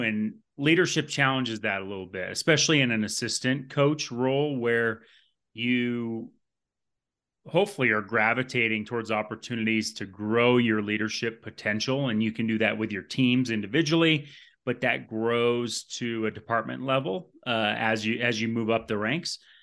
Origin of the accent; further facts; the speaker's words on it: Vermont, United States; moved away; I came from Vermont. You may not know that. And there wasn't a lot of strength and conditioning, uh, in the state growing up